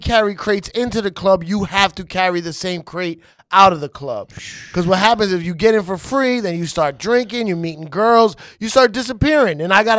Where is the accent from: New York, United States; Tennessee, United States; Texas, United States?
New York, United States; New York City; also born or lived in Hayward, California; grew up in the Bronx.